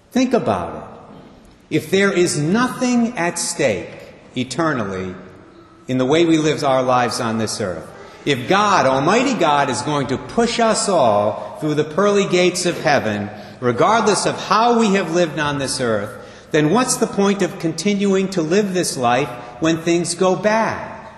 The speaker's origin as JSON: {"language": "English", "town": "Barrington", "region": "Rhode Island", "country": "United States", "tie": "born or raised there", "also_born_or_lived": "Providence", "said": "Our moms knew one another back in 1957. They were both living in Barrington at the time"}